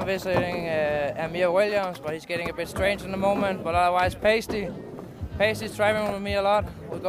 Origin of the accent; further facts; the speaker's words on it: Copenhagen, Capital Region of Denmark, Denmark; I'm from Copenhagen, Denmark. I'm 24 years old.